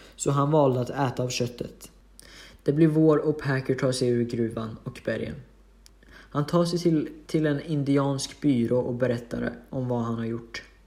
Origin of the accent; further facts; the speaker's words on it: Hudiksvall, Gävleborg County, Sweden; Jag är från Hudiksvall